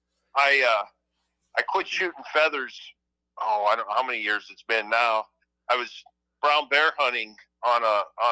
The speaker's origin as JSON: {"language": "English", "region": "Iowa", "country": "United States", "tie": "born or raised there", "also_born_or_lived": "Syracuse, New York", "moved": "as an adult", "lives_now": "Dexter, United States", "said": "I grew up in Iowa"}